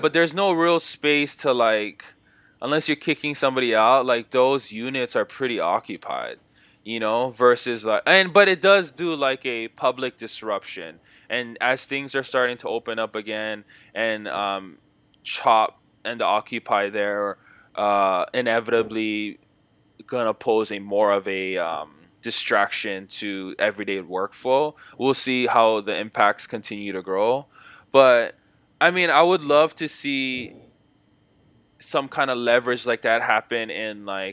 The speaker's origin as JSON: {"language": "English", "region": "Hawaii", "country": "United States", "tie": "born or raised there", "moved": "yes", "lives_now": "Seattle, United States", "said": "growing up in Hawaii in Section 8 housing"}